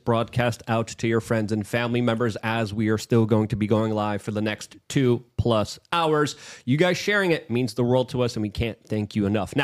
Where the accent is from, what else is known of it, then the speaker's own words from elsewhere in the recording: New York City, New York, United States; moved away; I grew up in New York City